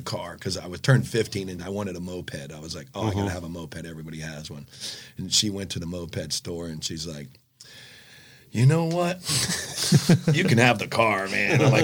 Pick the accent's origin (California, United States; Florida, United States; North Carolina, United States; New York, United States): Florida, United States; North Lauderdale; also born or lived in Margate, Florida; I grew up right next to North Lauderdale in Broadview when I was a kid